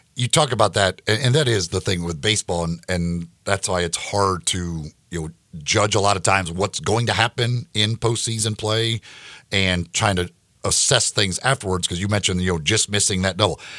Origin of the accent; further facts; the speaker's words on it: Memphis, Tennessee, United States; I tell people I'm from Memphis